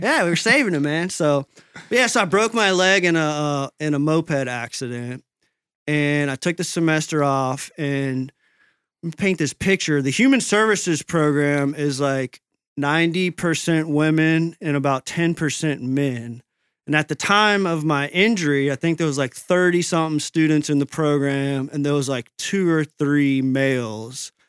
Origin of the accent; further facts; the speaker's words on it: Tampa Bay, Florida, United States; My hometown team, the Tampa Bay Rays